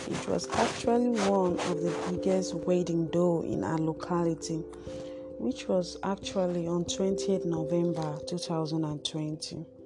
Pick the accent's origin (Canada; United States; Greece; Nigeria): Nigeria; Akwa Ibom; I am an Akwa I was born and brought up in Akwa